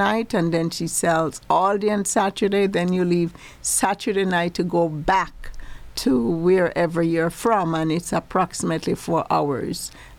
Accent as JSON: {"language": "English", "region": "Manchester Parish", "country": "Jamaica", "tie": "born or raised there", "also_born_or_lived": "Brooklyn, New York", "moved": "as an adult", "lives_now": "New York City, United States", "said": "as a child growing up in Jamaica"}